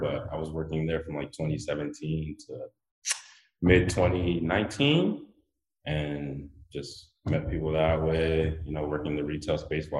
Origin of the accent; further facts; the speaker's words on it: Detroit, Michigan, United States; moved away as an adult; also born or lived in Guinea; now in Los Angeles, United States; I'm originally from Guinea, West Africa, and I grew up in Detroit, moved to LA in 2016.